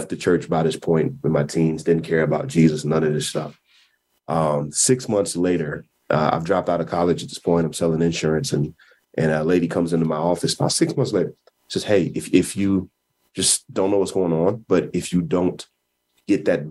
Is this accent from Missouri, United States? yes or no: yes; Kansas City, Missouri, United States; I was born in Kansas City, Missouri